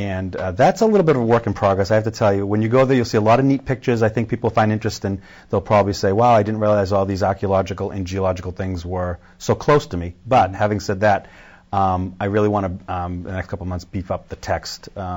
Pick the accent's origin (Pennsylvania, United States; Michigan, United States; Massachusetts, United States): Massachusetts, United States; Marshfield; I grew up in Marshfield.